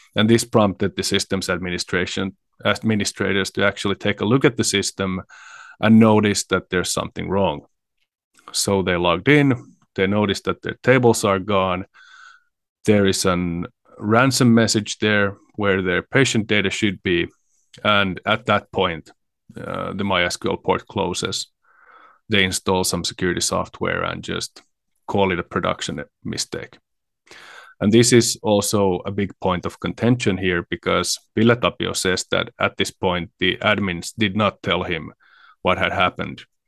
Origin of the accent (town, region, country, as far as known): Finland